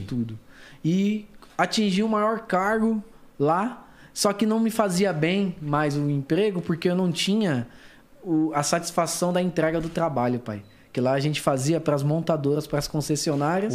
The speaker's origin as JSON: {"language": "Portuguese", "region": "São Paulo", "country": "Brazil", "tie": "born or raised there", "said": "Zona Norte de São Paulo, capital. Foi lá que eu comecei meus primeiros passos"}